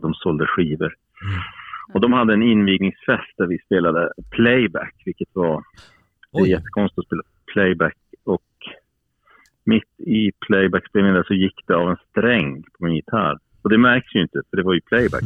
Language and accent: Swedish; Piteå, Norrbotten County, Sweden; moved away; also born or lived in Stockholm; jag flyttade från Piteå nittonhundraåttiofem